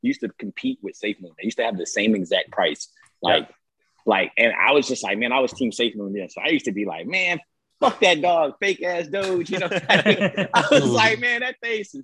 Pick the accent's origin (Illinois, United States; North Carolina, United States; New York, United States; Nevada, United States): North Carolina, United States; I'm from North Carolina